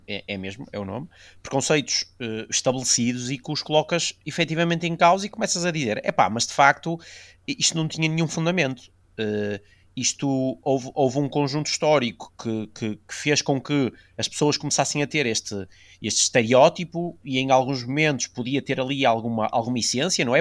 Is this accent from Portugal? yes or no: yes; the North, Northern Portugal, Portugal; somos do Norte